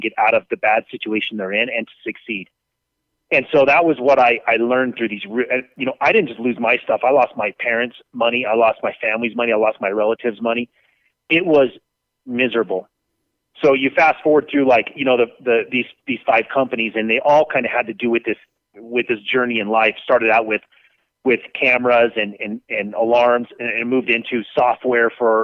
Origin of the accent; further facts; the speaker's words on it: Las Vegas, Nevada, United States; also born or lived in Utah; When I was 6 years old, you know, my dad was the manager for Union Pacific Railroad. We moved from Utah to Las Vegas, and I grew up on trains